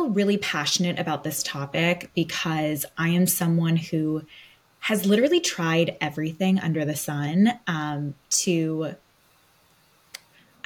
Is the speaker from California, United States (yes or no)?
yes; Los Angeles, California, United States; growing up in Los Angeles, my parents were like, therapy